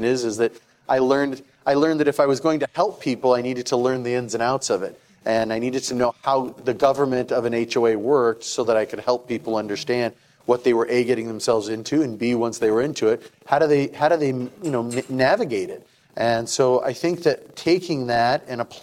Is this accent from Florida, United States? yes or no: no; Tucson, Arizona, United States; also born or lived in Flagstaff / Houston; now in Maricopa, United States; I grew up in Tucson, went to school in Flagstaff, went to law school out in Houston, came back here, became a financial advisor